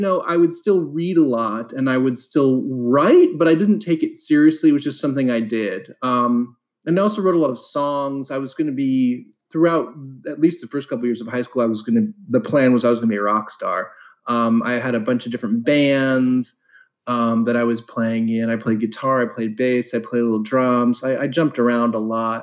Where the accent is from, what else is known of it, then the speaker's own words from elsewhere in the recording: Columbus, Ohio, United States; so I mostly grew up in Columbus, Ohio.